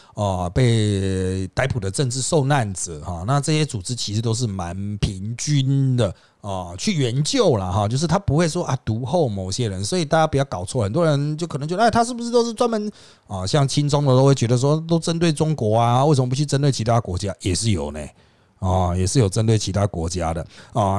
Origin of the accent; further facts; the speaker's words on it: Taiwan; 我们台湾人不太关心南海